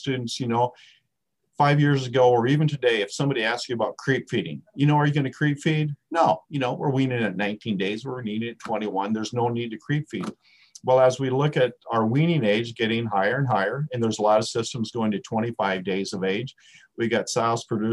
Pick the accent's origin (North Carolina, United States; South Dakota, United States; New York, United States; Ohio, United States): South Dakota, United States; moved away; I was a redneck from South Dakota